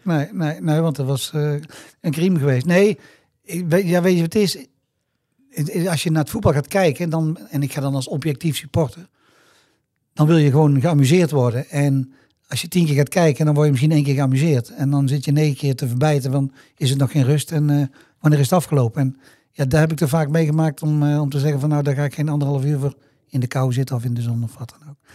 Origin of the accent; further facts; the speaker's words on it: Tilburg, North Brabant, Netherlands; ik kwam uit Tilburg, ik ben hier opgegroeid, ik ben hier geboren en getogen